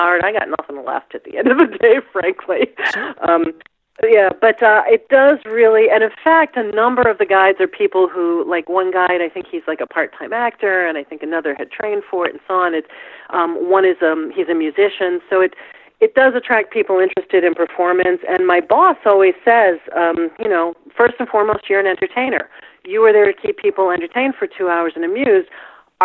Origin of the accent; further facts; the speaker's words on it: Midwest, United States; I'm a Midwesterner